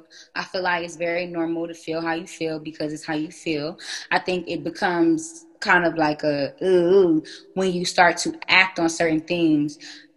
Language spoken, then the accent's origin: English; Akron, Ohio, United States; I'm from Ohio, so it's about. I'm from Akron, so it's about 45 minutes.